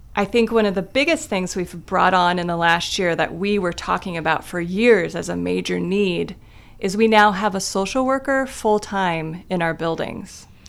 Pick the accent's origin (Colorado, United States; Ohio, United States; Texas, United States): Ohio, United States; Kidron; moved away as an adult; now in Athens, United States; I grew up in a town of less than a thousand people called Kidron, Ohio.